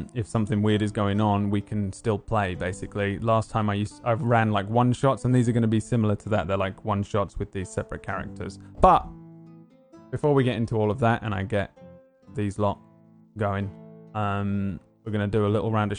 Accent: London, United Kingdom; I'm from London.

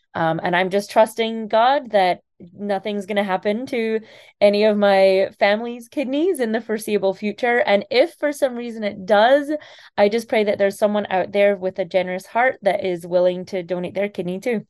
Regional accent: Scotland, United Kingdom; moved away; I'm originally from Scotland

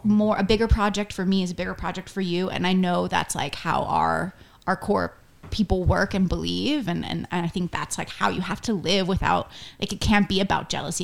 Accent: Florida, United States; from Florida, so when people ask me where I'm from and I'm like, Florida

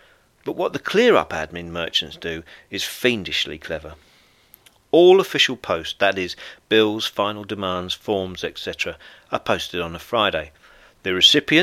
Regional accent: United Kingdom; moved away as an adult; now in France; I'm a British stand-up comedian, best-selling author, and owner of a B&B here in rural France.

